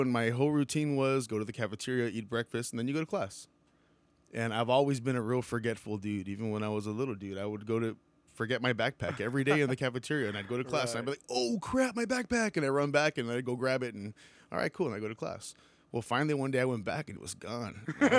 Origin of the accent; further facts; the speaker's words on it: Weslaco, Texas, United States; Well, I grew up in Westlake, Westaco, Texas, and shoot, I don't know.